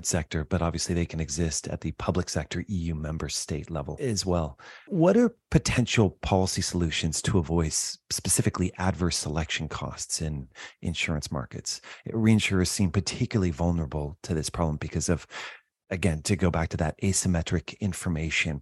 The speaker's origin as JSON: {"language": "English", "region": "California", "country": "United States", "said": "I'm from California"}